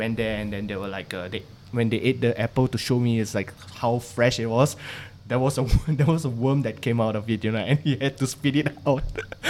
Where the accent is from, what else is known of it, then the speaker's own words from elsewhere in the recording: Singapore; Singaporeans don't need visa.